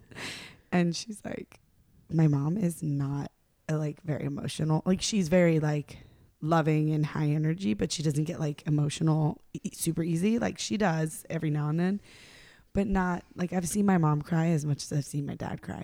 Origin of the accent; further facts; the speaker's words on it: North Carolina, United States; I'm from North Carolina